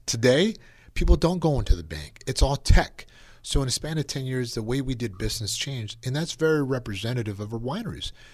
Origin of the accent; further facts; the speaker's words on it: Napa, California, United States; being born and raised in Napa